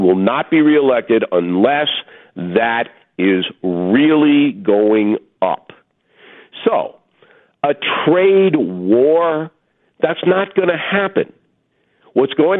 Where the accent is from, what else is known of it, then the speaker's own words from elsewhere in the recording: Long Island, New York, United States; my hometown newspaper Newsday on Long Island